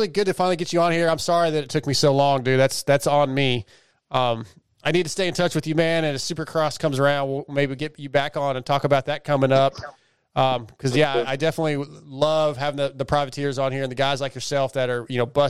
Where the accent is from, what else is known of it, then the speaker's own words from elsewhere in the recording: California, United States; now in Texas, United States; I was born in California, but we're in Texas now